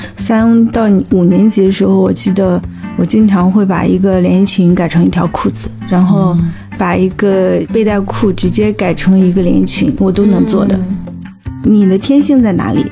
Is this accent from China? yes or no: yes; China; 我是土生土长的一个中国人